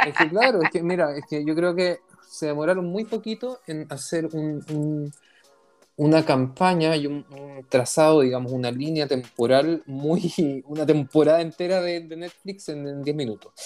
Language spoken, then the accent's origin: Spanish; Chile; also born or lived in Israel; chileno, israelí, sionista, judío